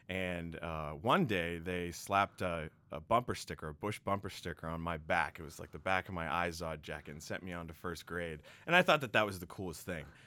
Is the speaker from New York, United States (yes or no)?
no; Quincy, Massachusetts, United States; also born or lived in Boston; I come from the great city of Quincy, Massachusetts, also known as the City of Presidents